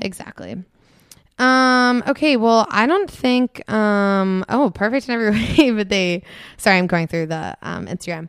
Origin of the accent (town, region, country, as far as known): Annapolis, Maryland, United States